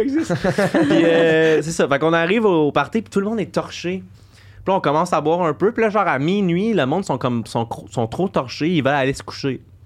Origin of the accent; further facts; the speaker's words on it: Coaticook, Quebec, Canada; je viens de Kwaticook, un coin très chasseur